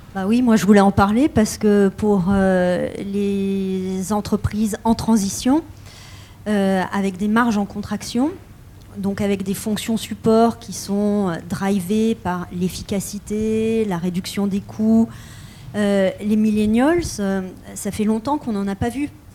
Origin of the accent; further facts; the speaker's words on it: France; en tant que Française, héritière des Lumières